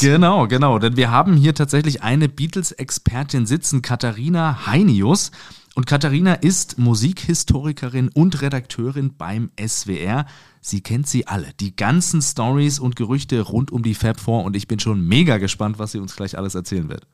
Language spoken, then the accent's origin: German; Suhl, Thuringia, Germany; moved away as an adult; now in Mainz, Germany; geboren in Suhl in Thüringen. Ich bin allerdings jetzt seit mehr als 15 Jahren schon in Mainz